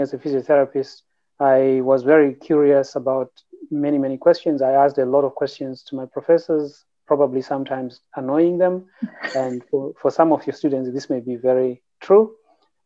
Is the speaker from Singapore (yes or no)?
no; Zimbabwe; moved away as an adult; now in Canada; I grew up in Zimbabwe, which is a former British colony